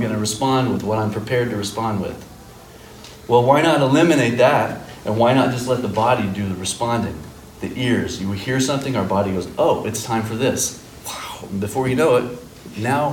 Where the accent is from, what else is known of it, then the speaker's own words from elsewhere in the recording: Fort Worth, Texas, United States; moved away as an adult; now in Chicago, United States; I'm from Fort Worth. I've lived in Chicago for the last 17 years